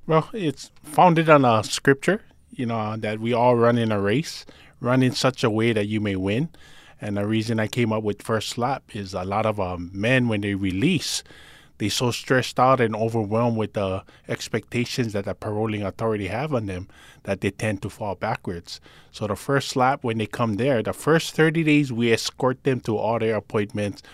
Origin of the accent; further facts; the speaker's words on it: Honolulu, Hawaii, United States; also born or lived in Palolo, Honolulu; I grew up actually in Pololo in nineteen eighty-six. We moved there, but I grew up in Calihi